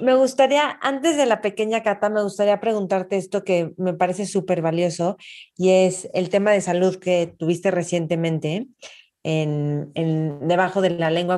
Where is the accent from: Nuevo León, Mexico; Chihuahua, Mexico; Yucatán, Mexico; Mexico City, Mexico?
Mexico City, Mexico; yo nací en México y para mí es muy fácil moverme en México